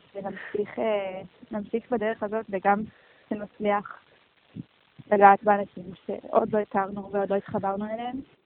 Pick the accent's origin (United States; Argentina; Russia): United States; Miami, Florida; moved away as an adult; also born or lived in Jerusalem, Israel / New York, United States; now in Tel Aviv, Israel; וכשהייתי בת ארבע, אני וההורים ואחי הגדול יניב ירדנו לפלורידה ושם גדלנו